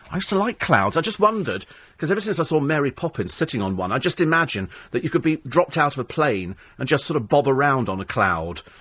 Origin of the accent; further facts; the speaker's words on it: Hong Kong; I grew up in Hong Kong where it's quite normal to see twenty of them all tied together on somebody on a little motorbike.